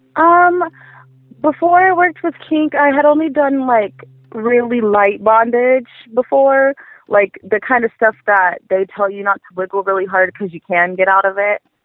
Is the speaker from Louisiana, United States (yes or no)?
no; Inland Empire, California, United States; I'm from uh, California in the Inland Empire